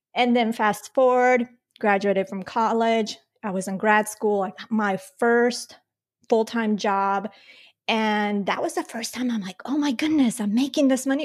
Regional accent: Colombia; I was born in Colombia

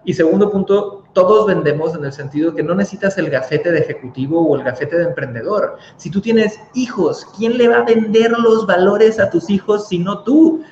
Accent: Cancún, Quintana Roo, Mexico; yo soy nacido en Cancún, México

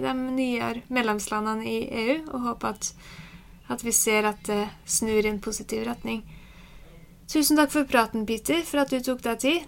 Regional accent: Norway; som nordmann

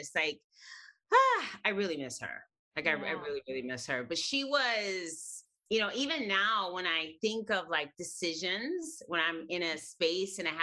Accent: Chicago, Illinois, United States; I was raised on the northwest side of Chicago. And I've always lived in Chicago

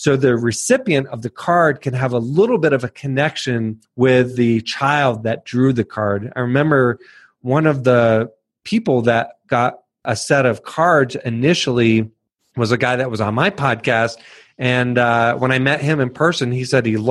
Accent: Northern Virginia, United States; moved away; I grew up in Northern Virginia

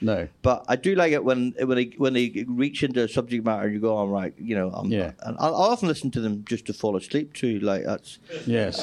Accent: Ireland; moved away as an adult; also born or lived in Australia / London; as an Irish person going to Australia

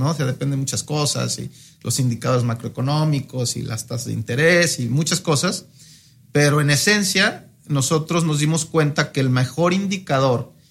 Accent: Querétaro, Mexico; now in Monterrey, Mexico; soy de, soy de Querétaro, pero tuve la oportunidad como de vivir en varias ciudades de, México, ¿no? Este, realmente fui muy nómada de niños

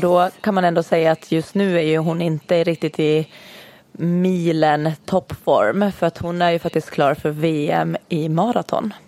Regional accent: Åland Islands; vi kommer ju båda två från Åland. Ja. Yes, så vi har faktiskt till och med gått i samma skola hela vägen.

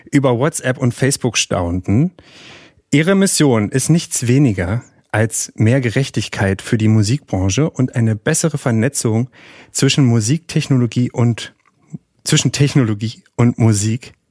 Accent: Berlin, Germany; also born or lived in Silicon Valley, United States; Geboren und aufgewachsen in Berlin-Köpenick, ehemalige Hochleistungssportlerin, Columbia-Studentin und Silicon Valley-Bewohnerin

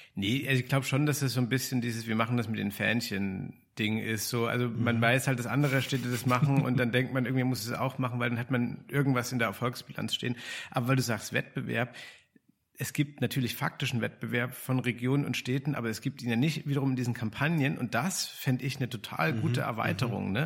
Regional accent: Dresden, Saxony, Germany; Ich komme ja aus Dresden.

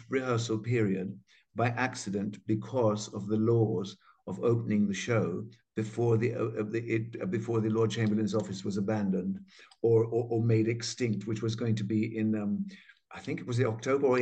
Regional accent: Jamaica; moved away; I was from Jamaica

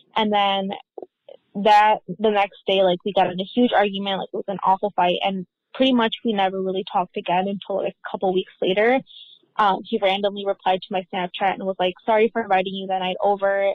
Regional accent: Illinois, United States; we're both from Illinois, so I stayed here in Illinois

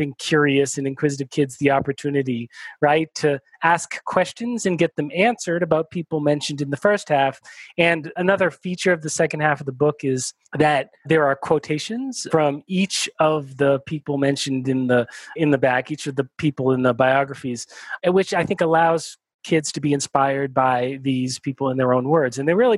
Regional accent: United States; born there; I'm Jewish, my wife is Catholic, you know, I was born in the United States, my wife was born in Nicaragua, we've moved around quite a bit.

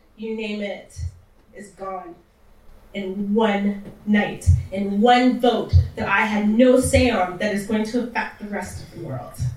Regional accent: Canada; also born or lived in Texas; I grew up in Canada, I grew up in a white neighborhood

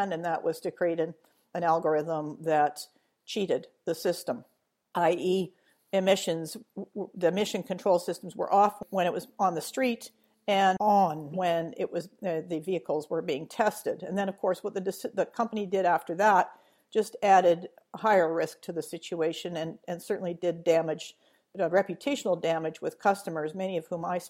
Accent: Edmonton, Alberta, Canada; moved away; my hometown of Edmonton

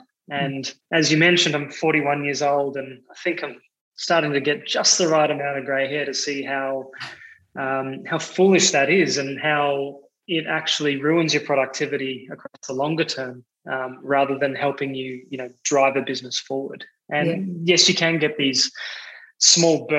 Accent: Australia; moved away as an adult; now in Amsterdam, Netherlands; I'm Australian

